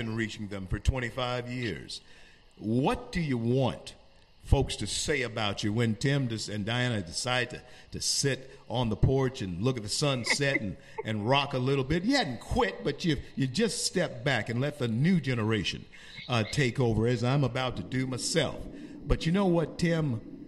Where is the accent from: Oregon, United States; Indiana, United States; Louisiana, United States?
Louisiana, United States; Shreveport; I grew up in Shreveport, Louisiana, and it was a quiet, quaint little town at the place.